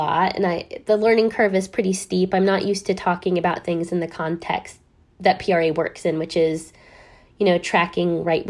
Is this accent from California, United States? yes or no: yes; Downey, California, United States; my community in particular, where I grew up in Downey, California